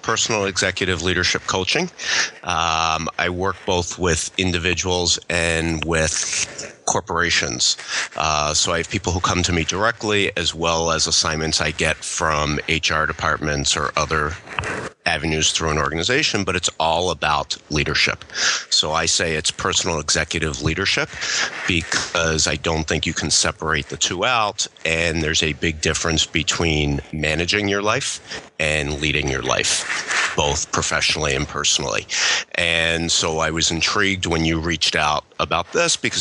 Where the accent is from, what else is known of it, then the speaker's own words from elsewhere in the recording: Philadelphia, Pennsylvania, United States; moved away as an adult; now in Michigan, United States; I grew up in Philadelphia